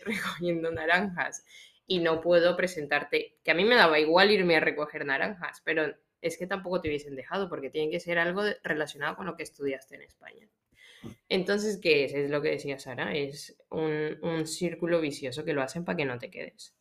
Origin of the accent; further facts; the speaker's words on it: Colombia; moved away as an adult; now in Spain; yo soy de Locombia